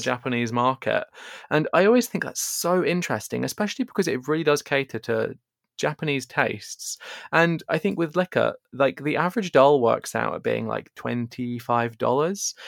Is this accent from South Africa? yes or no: no; England, United Kingdom; I'm sure the listeners can guess from my accent, but I am English